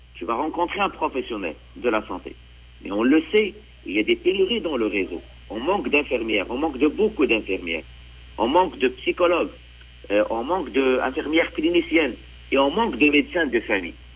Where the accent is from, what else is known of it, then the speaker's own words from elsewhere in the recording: Quebec, Canada; en tant que Québécois